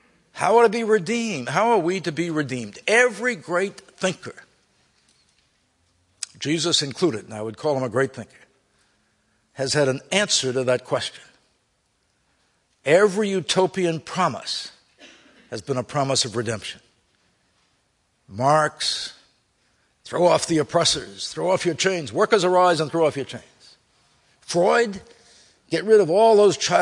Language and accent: English; United States; I grew up in America.